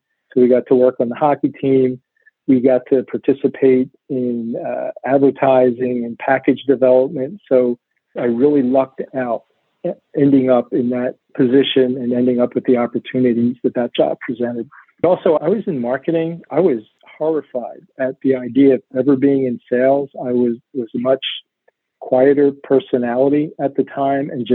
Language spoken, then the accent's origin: English; Laverock, Pennsylvania, United States; also born or lived in Lancaster County, Pennsylvania; I grew up in Laverock, which is a little town in the Philadelphia suburbs